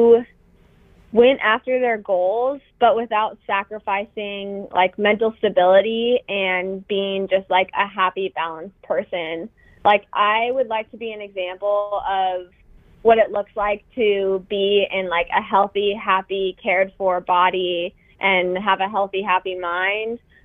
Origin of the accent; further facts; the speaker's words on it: Billings, Montana, United States; moved away; in my hometown